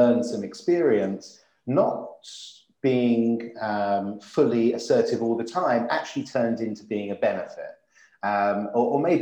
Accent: United Kingdom; we're British

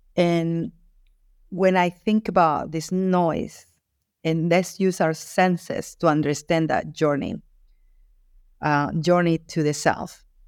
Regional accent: Guayaquil, Guayas, Ecuador; I was born in Guayaquil, Ecuador, in South America

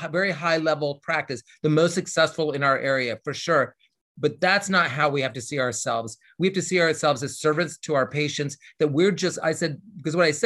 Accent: Indiana, United States; also born or lived in Los Angeles, California; now in Louisville, United States; I'm from Indiana, so it's right next door

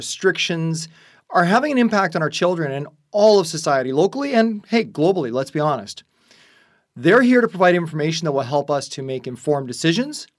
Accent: Burlington, Ontario, Canada; We've known each other since high school, growing up in Burlington, Ontario, here inside Canada

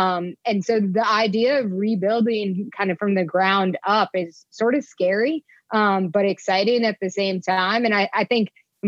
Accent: New York, United States; born there; So my wife likes to refer to me as Yankee born and Southern bred. I was born in New York, where my family still lives, but I left just about as soon as I could.

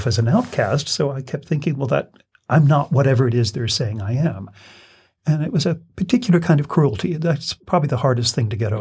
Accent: Kentucky, United States; moved away as an adult; also born or lived in Versailles, Kentucky / New York; I am a native Kentuckian. I was born in Versailles

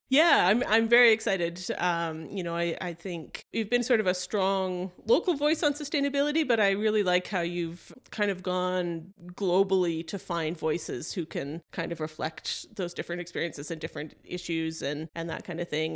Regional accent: Canada; we're Canadian

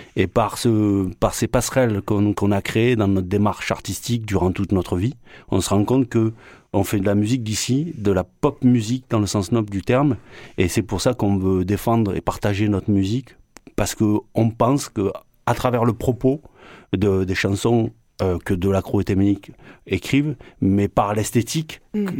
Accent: France; first language French; also born or lived in Marseille; Euh, un enfant de France avec des origines algériennes

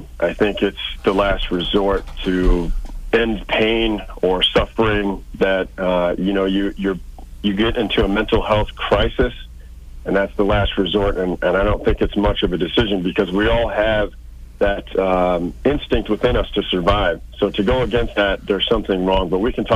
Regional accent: St. Louis, Missouri, United States; born or raised there

